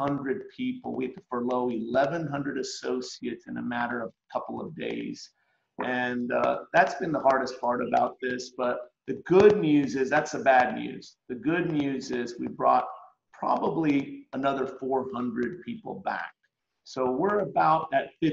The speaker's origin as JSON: {"language": "English", "town": "Cleveland", "region": "Tennessee", "country": "United States", "tie": "born or raised there", "also_born_or_lived": "Stockton, California", "said": "I grew up in Cleveland, Tennessee"}